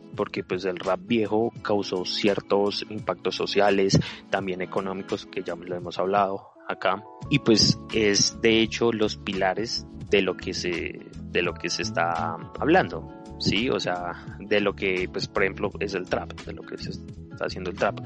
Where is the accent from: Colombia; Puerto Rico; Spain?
Colombia; somos latinos, somos colombianos